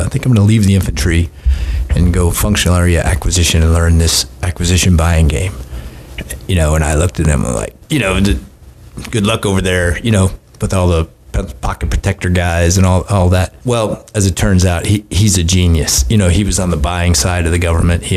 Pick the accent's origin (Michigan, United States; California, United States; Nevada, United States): California, United States; Southern; I grew up in Southern California